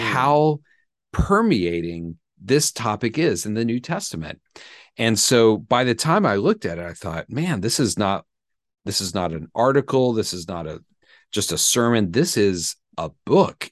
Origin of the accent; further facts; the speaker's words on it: Atlanta, Georgia, United States; also born or lived in Birmingham, Alabama; I grew up in the South, in Atlanta, Georgia